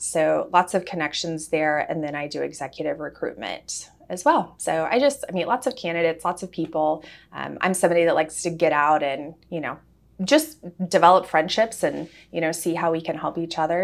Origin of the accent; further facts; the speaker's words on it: Wichita, Kansas, United States; moved away; we're from Wichita